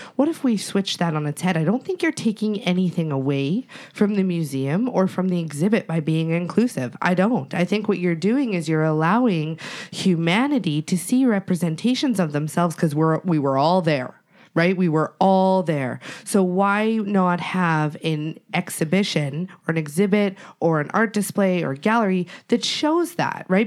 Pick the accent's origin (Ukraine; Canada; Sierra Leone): Canada; Treaty 7 territory, Alberta; I'm from Treaty Seven territory